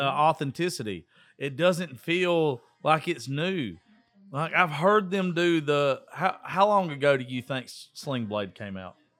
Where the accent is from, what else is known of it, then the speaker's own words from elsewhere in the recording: Georgia, United States; I'm from Georgia